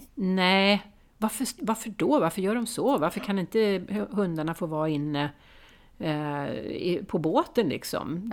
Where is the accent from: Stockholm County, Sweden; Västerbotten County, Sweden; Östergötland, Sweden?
Stockholm County, Sweden; Stockholm; som stockholmare